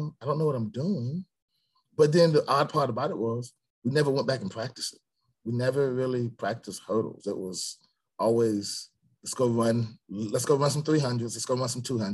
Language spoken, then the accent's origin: English; Stone Mountain, Georgia, United States; born or raised there; also born or lived in Atlanta, Georgia